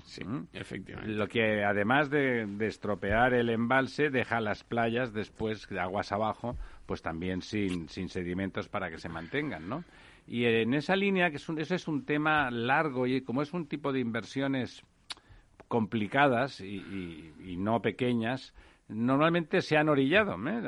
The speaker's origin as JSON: {"language": "Spanish", "region": "Catalonia", "country": "Spain", "said": "en mi tierra"}